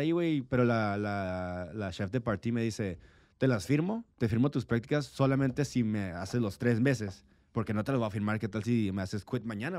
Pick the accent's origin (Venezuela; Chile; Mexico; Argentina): Mexico; Tijuana, Baja California; also born or lived in San Diego; soy nacido en San Diego, criado en Tijuana. Una persona fronteriza hecha y derecha.